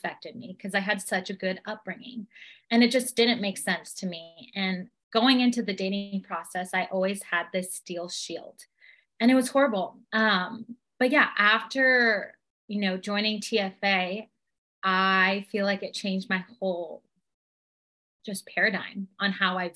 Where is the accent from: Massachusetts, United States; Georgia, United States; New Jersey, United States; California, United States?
California, United States; Temecula; I am from Temecula, California.